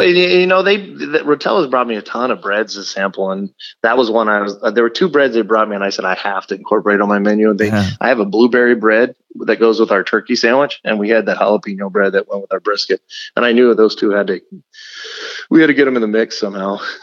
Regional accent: Texas, United States; now in Omaha, United States; I grew up in South Texas on the border of Louisiana and Texas, and I ate a lot of boudin.

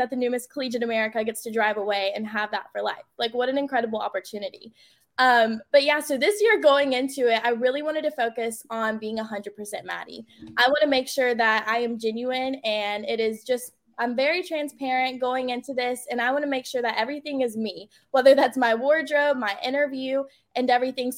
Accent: North Carolina, United States; it's such an honor to represent my home state this year at nationals

